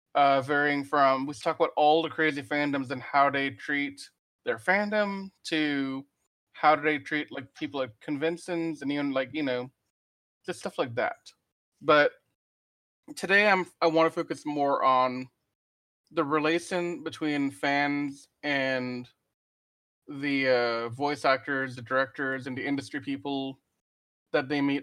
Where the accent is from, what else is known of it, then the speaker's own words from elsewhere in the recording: Louisiana, United States; Just a quick note, I'm from Louisiana, that's where I'm coming at you live from.